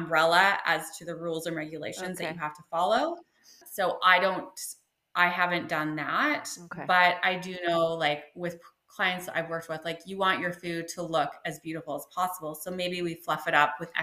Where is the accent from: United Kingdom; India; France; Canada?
Canada; British Columbia; also born or lived in Taiwan; I grew up in BC